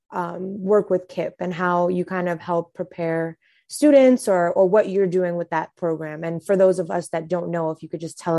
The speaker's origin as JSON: {"language": "English", "country": "Trinidad & Tobago", "said": "It's peas and rice for me. I'm Trinidadian. It's different."}